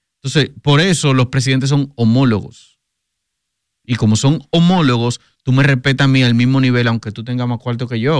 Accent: Dominican Republic; nosotros como dominicanos

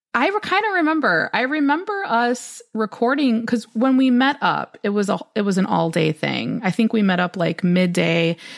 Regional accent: Midwest, United States; also born or lived in Chicago; I'm from the Midwest and it gets very cold here.

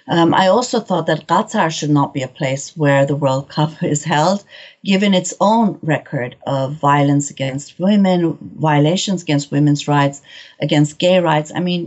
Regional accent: Tehran, Tehran Province, Iran; moved away; my family's from Shiraz, but I was born and raised in Tehran.

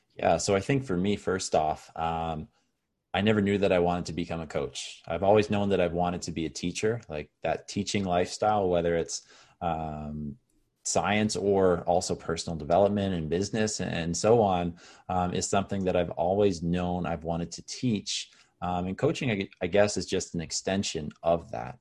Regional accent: Canada; also born or lived in Caribbean; Oh, I'm back in my hometown

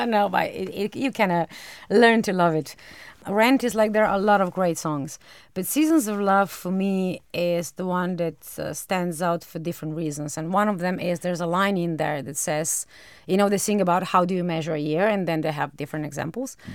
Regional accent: Maribor, Drava, Slovenia; English is a second language; also born or lived in Ljubljana; I am from Maribor. Maribor is my hometown, but I used to work a lot in Ljubljana and in Maribor, and I was a bit bored by driving a long distance, long distance in Slovenia measure

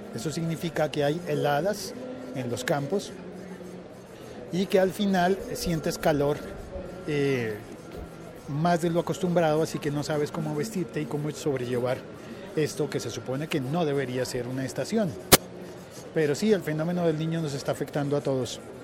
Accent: Colombia; en mi país no hay, no hay estaciones

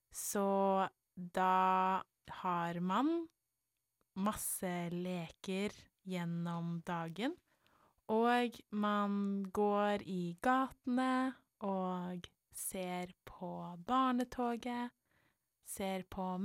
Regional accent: Nesodden, Akershus, Norway; selv om vi har vokst opp alle tre på Nesodden, så har vi forskjellige bunader på grunn av familiene

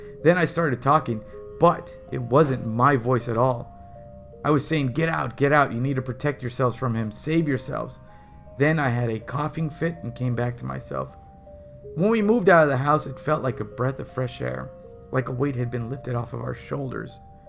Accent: South West England, United Kingdom; I'm 21 and I'm from Devon in the UK. When I was 14, my family moved into a house that was called the Old Mill.

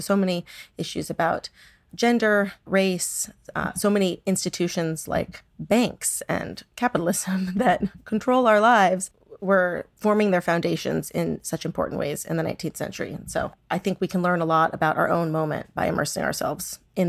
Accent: San Diego, California, United States; And I grew up in San Diego. My mother is Cuban American.

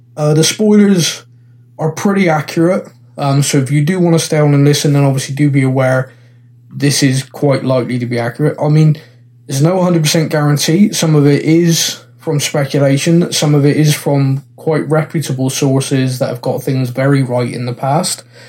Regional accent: Bristol, South West England, United Kingdom; I'm, I'm from Bristol in England.

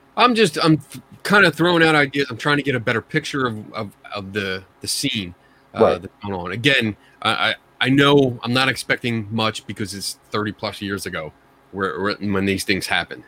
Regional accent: Philadelphia, Pennsylvania, United States; accent: Philly; my Philly accent

